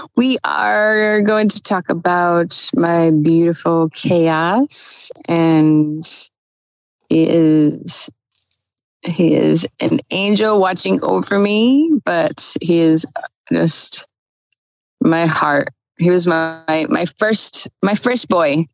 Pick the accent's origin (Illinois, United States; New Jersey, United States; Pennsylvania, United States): New Jersey, United States; moved away; I'm originally from New Jersey. So I was up in New Jersey visiting family